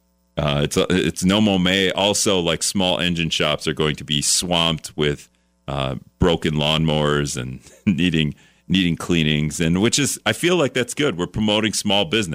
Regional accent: Greenville, Wisconsin, United States; now in La Crosse, United States; I'm an Appleton native, but really I'm from Greenville

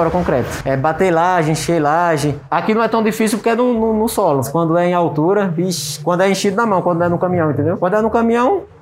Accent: Sergipe, Brazil; now in Carapicuíba, Brazil; Eu sou sergipano, sou natural do Sergipe, e hoje eu tô morando aqui em São Paulo, Carapicuíba.

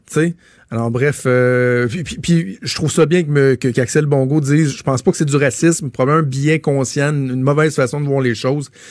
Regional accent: Quebec, Canada; je suis un Québécois blanc

